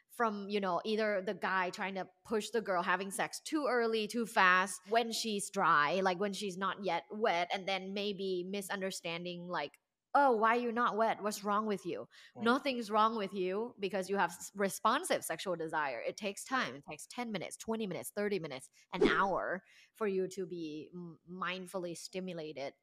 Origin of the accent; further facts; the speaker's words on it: Thailand; moved away as an adult; now in Los Angeles, United States; I am originally from Thailand.